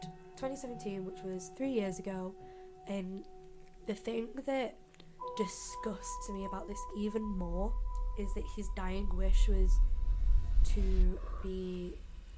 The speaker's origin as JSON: {"language": "English", "town": "Manchester", "region": "North West England", "country": "United Kingdom", "said": "we're from Manchester, and like, my mum was from Manchester as well."}